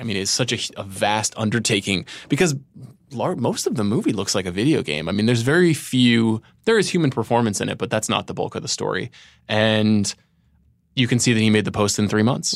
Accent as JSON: {"language": "English", "area": "Long Island", "region": "New York", "country": "United States", "tie": "born or raised there", "said": "I'm growing up in Long Island"}